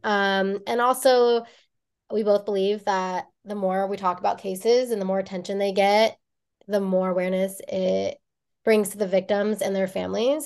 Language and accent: English; Bay Area, California, United States; now in Los Angeles County, United States; I am from the Bay Area. We are both from the Bay Area originally.